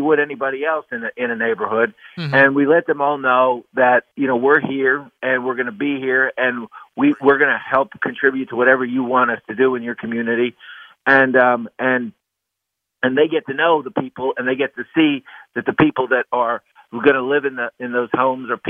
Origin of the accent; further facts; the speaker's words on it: Pennsylvania, United States; my home state, Pennsylvania